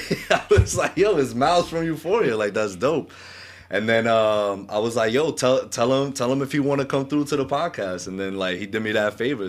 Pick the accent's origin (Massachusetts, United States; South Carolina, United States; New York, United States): New York, United States; Mount Vernon; I was pretty much born and raised here in Mount Vernon, so not too far out from, you know, the Bronx